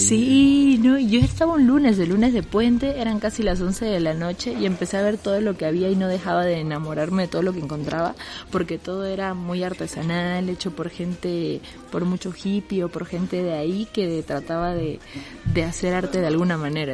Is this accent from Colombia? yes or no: no; Bolivia; moved away as an adult; now in Mexico City, Mexico; Yo soy boliviana, llevo casi tres años viviendo acá